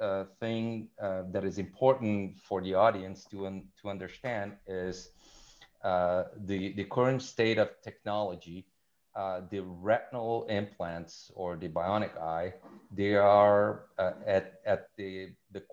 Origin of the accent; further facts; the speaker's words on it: Rio de Janeiro, Brazil; moved away as an adult; now in Montreal, Canada; I'm originally from Rio de Janeiro, Brazil.